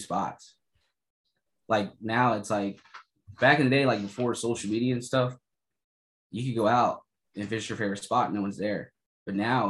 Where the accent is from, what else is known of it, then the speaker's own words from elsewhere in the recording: Virginia, United States; I was born and raised in Virginia.